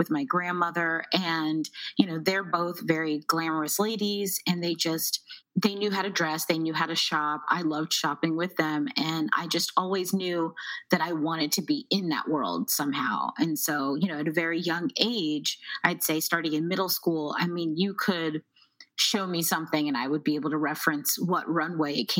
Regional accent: Baltimore, Maryland, United States; also born or lived in New York; I am from Baltimore, Maryland, where I actually still live right now.

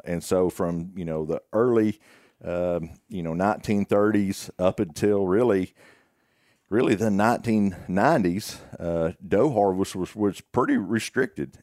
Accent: Greenwood, Arkansas, United States; I'm from, uh, Sebastian County, uh, born and raised in Greenwood.

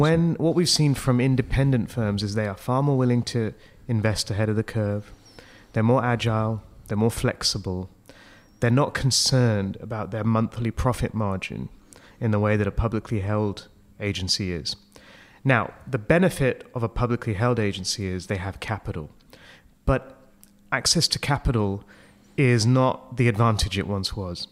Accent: Hong Kong; moved away as an adult; also born or lived in United Kingdom; I'm from Hong Kong, so that's, you know, I've, uh, I, my family's been there for almost forty years. It's where I grew up

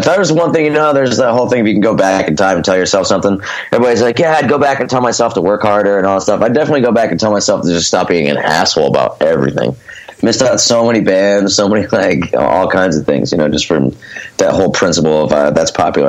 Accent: Scranton, Pennsylvania, United States; now in Philadelphia, United States; Both my parents are from Scranton, so they moved back to Scranton. I was raised in Scranton.

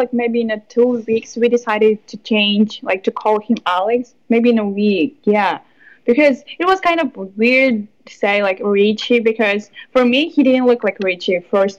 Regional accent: Kyrgyzstan; English is a second language; also born or lived in Moscow, Russia; now in United States; I'm from Kyrgyzstan original, and I moved to Russia. So for me, like Russia, it's kind of home, but not really.

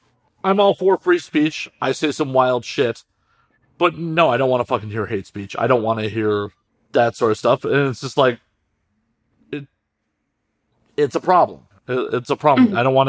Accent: United States; as an American

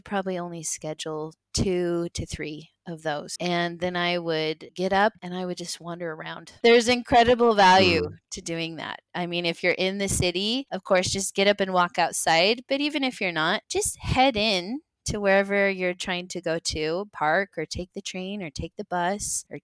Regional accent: United States; We're obviously American

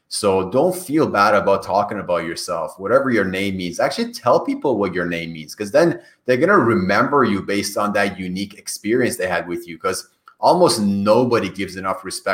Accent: Iran; first language Persian; English is a second language; moved away; My native language is Farsi. Farsi that we speak in Iran.

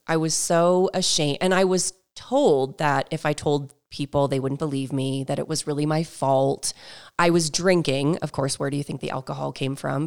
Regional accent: New Hampshire, United States; I grew up in New Hampshire

